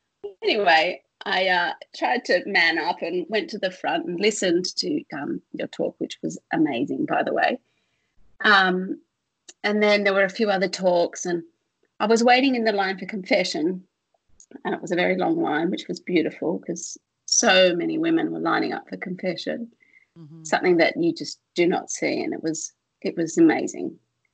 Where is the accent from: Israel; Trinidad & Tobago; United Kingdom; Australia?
Australia; from Australia